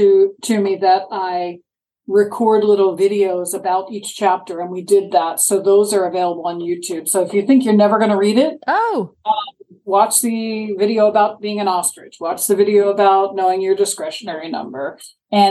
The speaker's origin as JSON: {"language": "English", "region": "Maryland", "country": "United States", "tie": "born or raised there", "moved": "yes", "lives_now": "Sarasota, United States", "said": "I grew up in Maryland."}